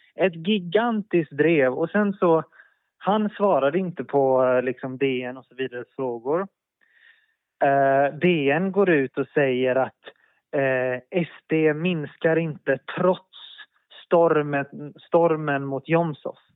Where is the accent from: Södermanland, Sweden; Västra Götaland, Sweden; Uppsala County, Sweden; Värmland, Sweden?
Västra Götaland, Sweden; Gothenburg; moved away as an adult; jag växte upp i Örgryte i Göteborg.